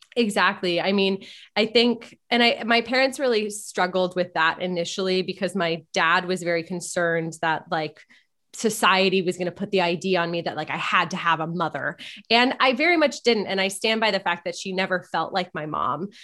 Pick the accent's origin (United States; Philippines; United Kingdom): United States; Malibu, California; I was born and raised in Malibu